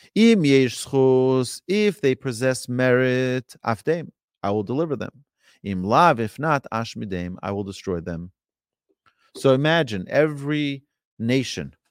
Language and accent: English; New York City, New York, United States; I grew up in New York City, in Brooklyn